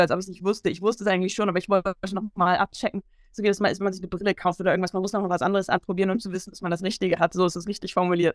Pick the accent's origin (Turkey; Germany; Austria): Germany; Bremen; Ich komme aus der Stadt Bremen